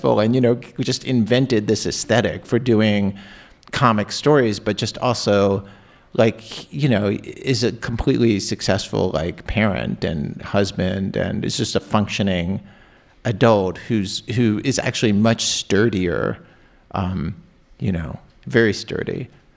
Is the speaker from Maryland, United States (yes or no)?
yes; Baltimore County, Maryland, United States; growing up in Baltimore County